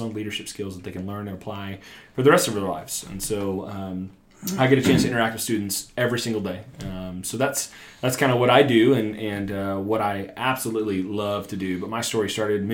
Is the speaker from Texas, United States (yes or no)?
no; Ramona, Oklahoma, United States; also born or lived in Owasso, Oklahoma / Elgin, Oklahoma / Guthrie, Oklahoma / Bartlesville, Oklahoma; I grew up in Ramona.